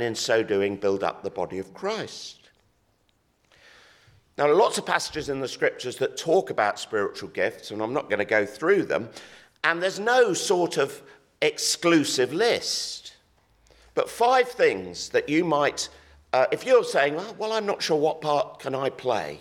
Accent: Exeter, South West England, United Kingdom; my hometown rugby team, who happened to be the Exeter Chiefs

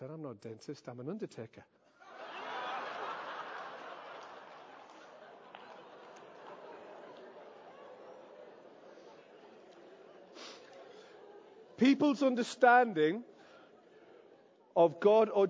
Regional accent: the Northeast, North East England, United Kingdom; I am from the Northeast.

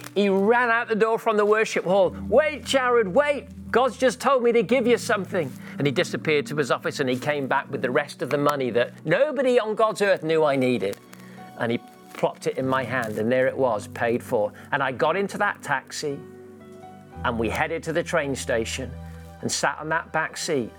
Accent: Gibraltar; I was a missionary kid, so I grew up in Gibraltar with my parents, and there was times when we didn't have much money.

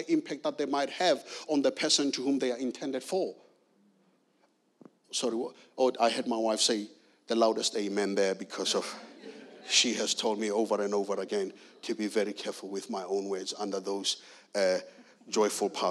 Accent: South Africa; now in Guildford, United Kingdom; I'm originally from South Africa, born and raised in South Africa.

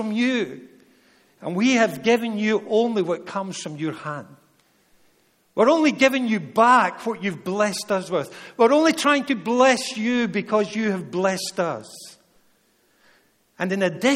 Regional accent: Scotland, United Kingdom; Being a Scotsman

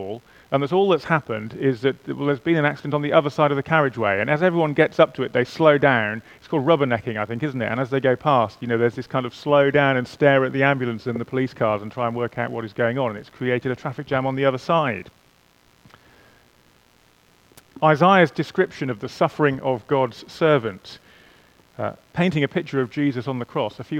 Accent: England, United Kingdom; I am English. In theory, at least, I'm qualified to play for England

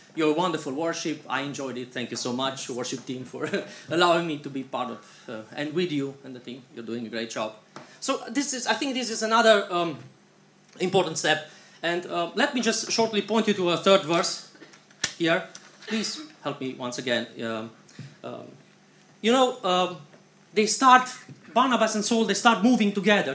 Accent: Iași, Iași County, Romania; We are coming from Iași, this is northeastern Romania, and um, um, we have three boys at home with our grandparents.

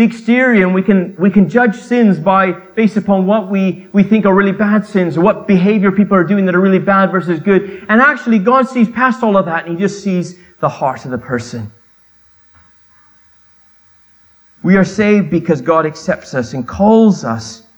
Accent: Canada; I grew up in Canada, so I can speak two languages.

